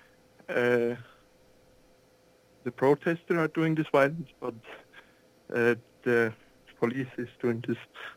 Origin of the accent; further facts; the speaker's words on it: Switzerland; I'm from Switzerland.